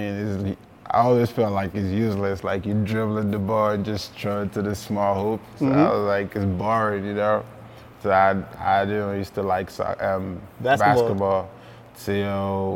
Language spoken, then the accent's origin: English; Lagos, Nigeria; now in Oregon, United States; I grew up in Lagos, Barigo, one of the most violent places in Nigeria